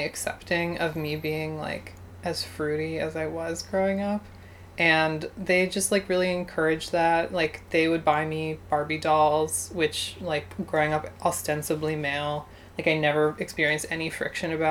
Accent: Baltimore, Maryland, United States; also born or lived in Stoneleigh / Philadelphia; I was born in Baltimore, Maryland

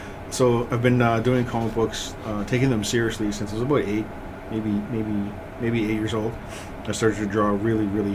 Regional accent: Ontario, Canada; also born or lived in Rolling River Reserve, Manitoba; my home reserve is Rolling River, but I grew up in Ontario

